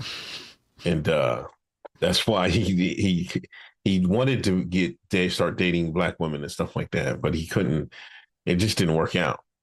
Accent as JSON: {"language": "English", "town": "Exeter", "region": "Pennsylvania", "country": "United States", "said": "I'm straight from Exeter, Pennsylvania, fucking son of a nurse and a crane operator"}